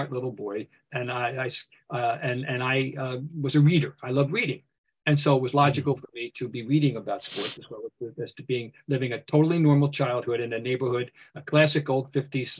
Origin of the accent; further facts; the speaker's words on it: Trenton, New Jersey, United States; I'm from Trenton, New Jersey